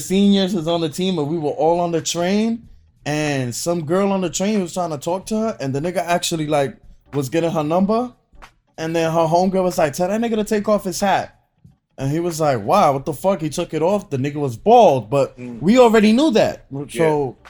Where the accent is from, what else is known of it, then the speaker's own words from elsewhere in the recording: New York, United States; I'm from New York.